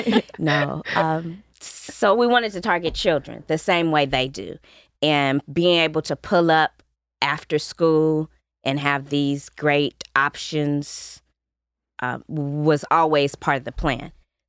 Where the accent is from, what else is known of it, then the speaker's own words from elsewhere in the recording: Carson, California, United States; I grew up in Carson.